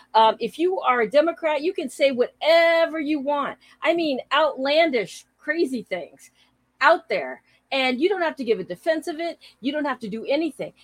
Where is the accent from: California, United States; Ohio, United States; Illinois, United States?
California, United States; San Francisco; moved away as an adult; also born or lived in South Bay, California; both of us and my oldest son were born in the city of San Francisco. And so San Francisco was my home for 36, almost 37 years